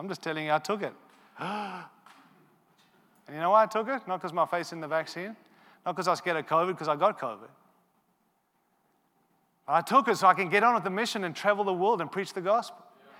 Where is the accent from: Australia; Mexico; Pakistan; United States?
Australia; but I am an Australian too, so I am silly